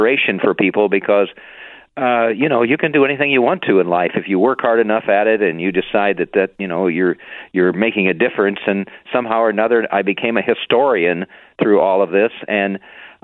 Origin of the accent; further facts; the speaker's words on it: Indiana, United States; moved away as an adult; also born or lived in Chicago; I grew up in Indiana and then went to Purdue University